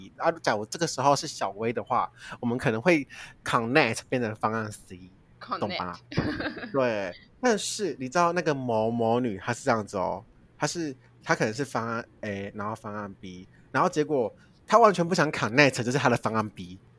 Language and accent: Chinese; Kaohsiung, Taiwan; 所以我就没有回去高雄了。大家知道我是高雄人，我转回高雄。